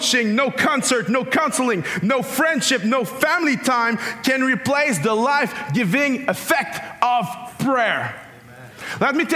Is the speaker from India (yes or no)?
no; Canada; I'm Canadian